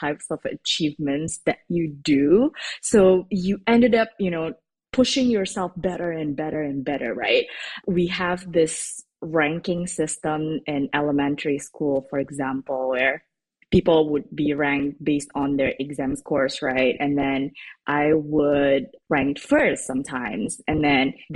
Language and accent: English; Jakarta, Indonesia; moved away as an adult; also born or lived in United States; I was born and bred in the capital in Jakarta, and I've lived there up to I graduated high school